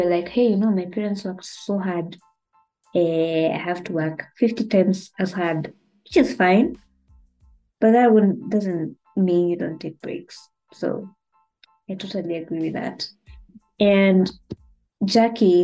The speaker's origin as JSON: {"language": "English", "country": "Kenya", "said": "as a Kenyan"}